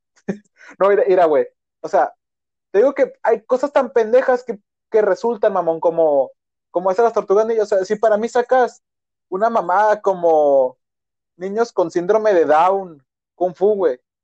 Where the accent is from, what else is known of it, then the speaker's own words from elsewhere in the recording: Sonora, Mexico; todos somos de, de Sonora, güey, y aquí es la tierra de los dogos